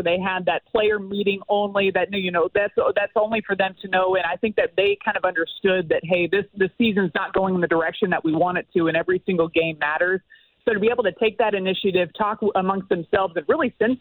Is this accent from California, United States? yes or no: yes; just outside of Los Angeles, California, United States; moved away; also born or lived in Houston, Texas / Tennessee; I was born in Houston, lived there for a little while, and then grew up just outside of Los Angeles